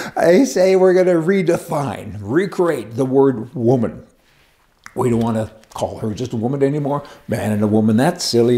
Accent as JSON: {"language": "English", "country": "Canada", "moved": "yes", "lives_now": "United States", "said": "I'm a Canadian. I worked really hard to get my resident status in the U.S."}